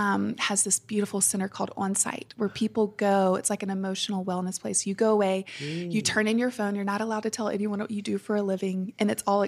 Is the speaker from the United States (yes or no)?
yes; St. Francisville, Louisiana, United States; I grew up in St. Francisville, Louisiana.